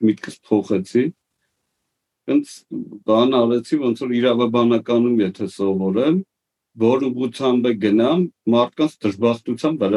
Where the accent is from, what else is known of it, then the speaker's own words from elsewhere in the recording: Yerevan, Armenia; also born or lived in Etchmiadzin; մեծացել եմ Երևանում